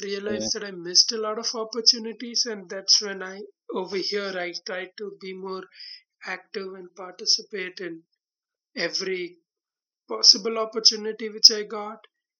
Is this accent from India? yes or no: yes; India; moved away; because I'm from India